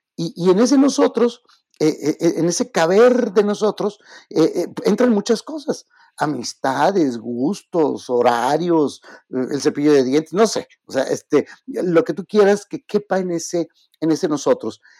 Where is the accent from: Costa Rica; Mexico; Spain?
Mexico; yo soy mexicano